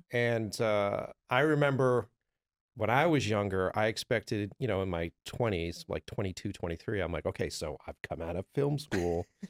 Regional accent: Boston, Massachusetts, United States; I'm from Boston, from the East Coast

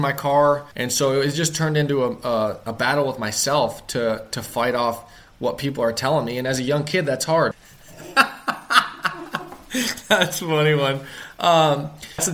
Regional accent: Ohio, United States; I grew up in Ohio

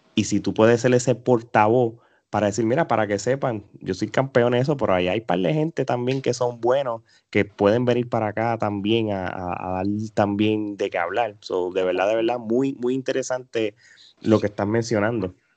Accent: Puerto Rico; somos puertorriqueños

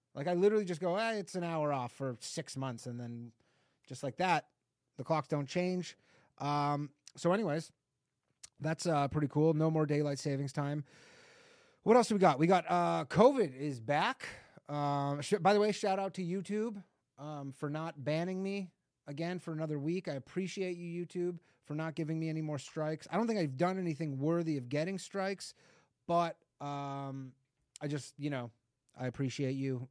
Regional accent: Canada; moved away; I'm Canadian

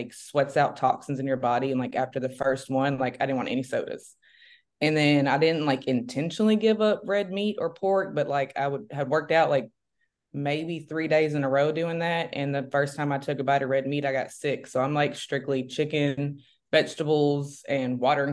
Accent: Memphis, Tennessee, United States; I'm from, born and raised in Memphis, Tennessee.

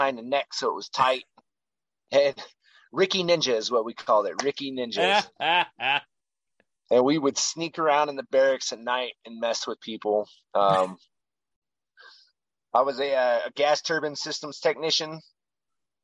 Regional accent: Kayenta and Page, Arizona, United States; moved away as an adult; also born or lived in Flagstaff, Arizona; I was born in Flagstaff, Arizona. Grew up in a small reservation town called Kayanta for quite a few years. And then moved to off the reservation town. It was still in the middle of nowhere called Page, Arizona

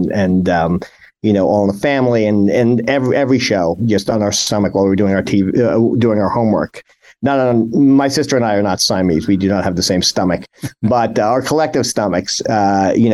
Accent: New York, United States; also born or lived in Philadelphia, Pennsylvania / Canton, Ohio / Chicago / Jacksonville; I came back to New York because I love New York. I'm from New York

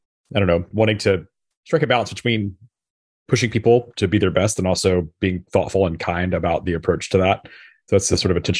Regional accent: Memphis, Tennessee, United States; this was in Memphis, Tennessee, my hometown.

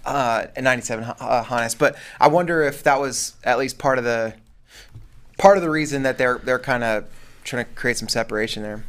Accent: Colorado, United States; I never lived in Kansas, but, uh, but my, my older brother was born there, and then I was born in Colorado, but my, my grandparents, everybody's from Kansas

